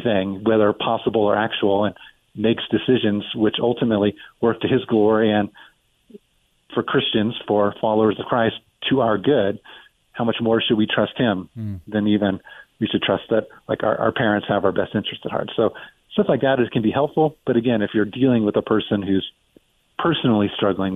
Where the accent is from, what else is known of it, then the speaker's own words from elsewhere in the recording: United States; I'm proud to be an American